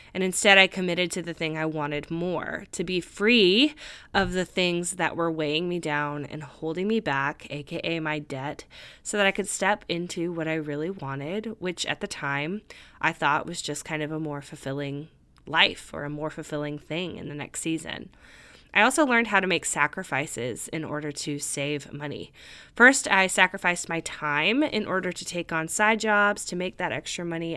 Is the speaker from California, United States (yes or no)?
yes; California, United States; moved away as an adult; also born or lived in Nashville, Tennessee; I moved across the country from my home state of California to Nashville, Tennessee